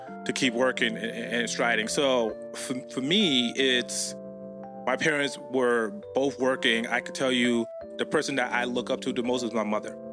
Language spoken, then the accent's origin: English; Northeast, United States; I grew up in the Northeast, right? So, like, I have family between New York and Massachusetts, as well as in Providence, Rhode Island